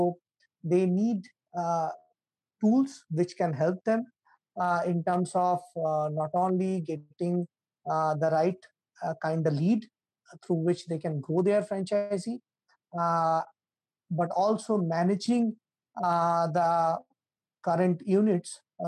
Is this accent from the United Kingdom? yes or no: no; India; I'm from India